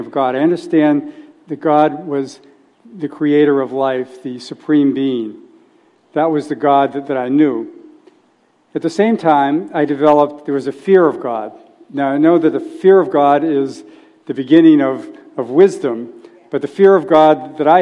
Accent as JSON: {"language": "English", "region": "New England", "country": "United States", "tie": "born or raised there", "moved": "yes", "lives_now": "Silicon Valley, United States", "said": "I grew up in New England, and I grew up in a loving family"}